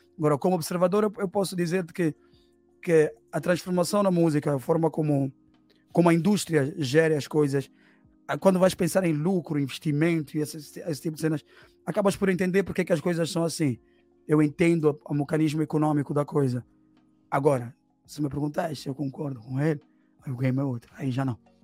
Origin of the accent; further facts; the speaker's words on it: Angola; now in Portugal; eu sou angolano porque eu nasci em Angola, sou filho de uma angolana com um cabo